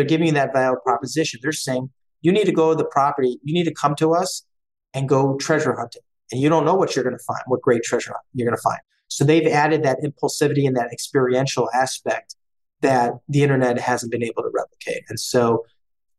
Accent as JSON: {"language": "English", "town": "Cleveland", "region": "Ohio", "country": "United States", "tie": "born or raised there", "also_born_or_lived": "Boston / New York", "said": "Born and raised in Cleveland, avid Cleveland sports fan"}